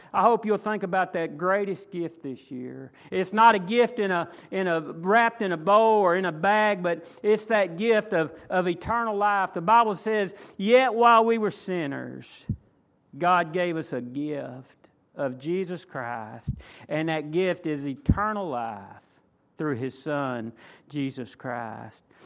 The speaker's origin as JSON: {"language": "English", "town": "McKinney", "region": "Texas", "country": "United States", "tie": "born or raised there", "said": "I was raised in McKinney"}